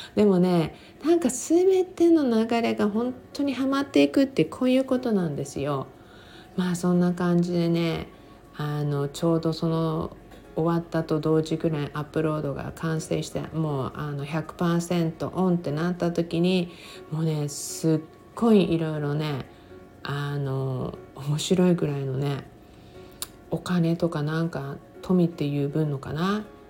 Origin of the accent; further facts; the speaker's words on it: Japan; 私のふるさとである日本